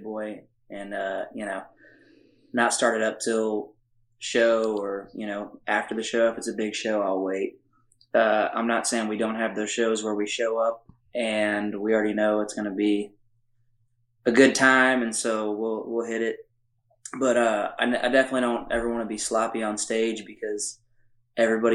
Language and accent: English; South Texas, United States; I grew up in South Texas